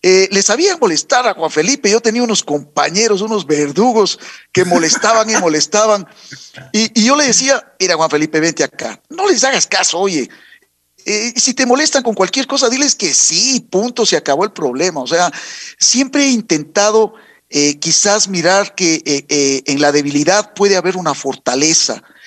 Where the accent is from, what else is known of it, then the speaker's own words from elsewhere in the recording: Quito, Pichincha, Ecuador; soy quiteño de corazón, madre ribambeña, padre cuencano. Y a buen hora, pues se encontraron acá en, en Quito y por eso yo soy un, un quiteño un quiteño más que quiere esta linda ciudad